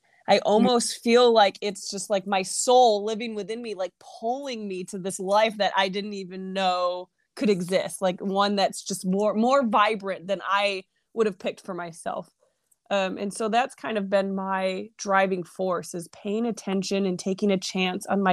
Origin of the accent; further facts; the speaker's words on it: New York, United States; My upbringing. I am from New York. I am a typical stubborn New Yorker